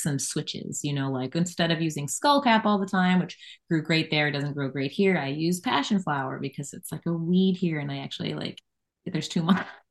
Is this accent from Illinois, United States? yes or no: yes; Chicago, Illinois, United States; also born or lived in Toronto; now in Texas, United States; I'm from the north, like I'm from the Chicago area.